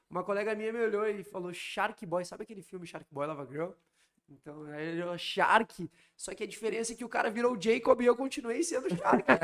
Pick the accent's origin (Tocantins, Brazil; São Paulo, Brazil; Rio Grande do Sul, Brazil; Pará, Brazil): Rio Grande do Sul, Brazil; Porto Alegre; moved away as an adult; sou gaúcho, né? Sou de Porto Alegre, não moro em Porto Alegre desde os 19 anos. Isso, desde os 19.